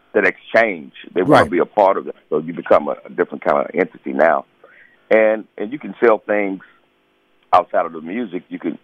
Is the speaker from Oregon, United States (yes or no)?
no; Charlotte, North Carolina, United States; You know, I'm a Southern guy, man. I'm from Charlotte, North Carolina.